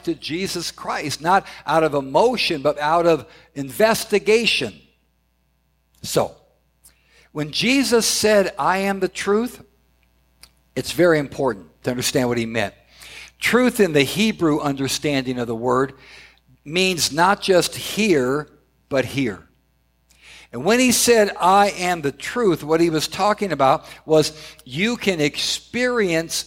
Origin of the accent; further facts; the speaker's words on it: Southern California, United States; I grew up in Southern California